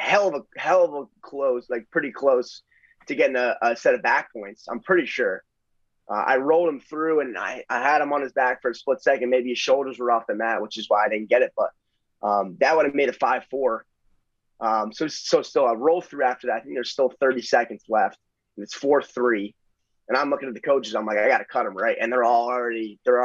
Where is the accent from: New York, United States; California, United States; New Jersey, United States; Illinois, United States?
New Jersey, United States; we're both born and bred in North Jersey